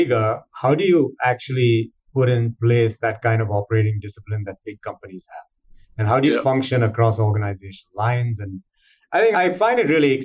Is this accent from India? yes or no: yes; India; moved away as an adult; now in United States; I grew up in India